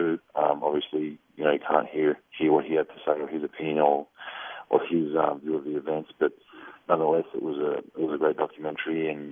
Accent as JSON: {"language": "English", "country": "Australia", "tie": "born or raised there", "said": "I was born in Australia"}